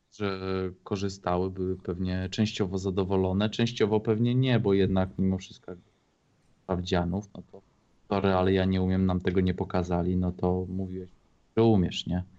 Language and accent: Polish; Poland; niedaleko mojej rodzinnej wsi były szyby naftowe